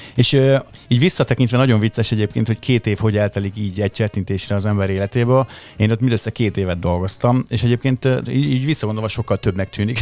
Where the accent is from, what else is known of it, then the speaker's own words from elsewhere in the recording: Lajosmizse, Bács-Kiskun, Hungary; ott Lajos Mizsén, ahol felnőttem